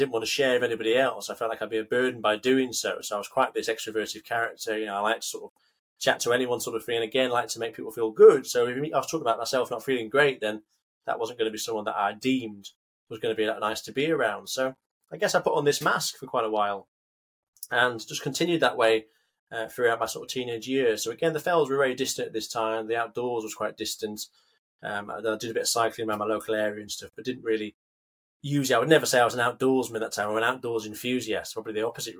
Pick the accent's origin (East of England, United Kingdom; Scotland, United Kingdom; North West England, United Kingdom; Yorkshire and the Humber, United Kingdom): North West England, United Kingdom; Carlisle; I'm brought up just outside the Lake District. So I'm from Carlisle originally